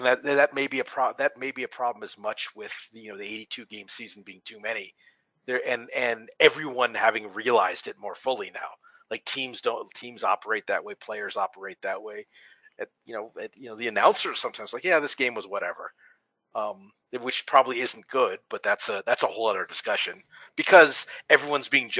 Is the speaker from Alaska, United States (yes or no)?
yes; Anchorage, Alaska, United States; moved away; I'm originally from Anchorage, Alaska.